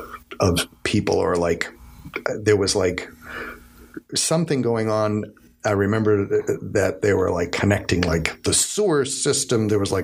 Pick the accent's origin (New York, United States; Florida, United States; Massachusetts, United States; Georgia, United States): Massachusetts, United States; Malden; Growing up in Malden, we had an incinerator.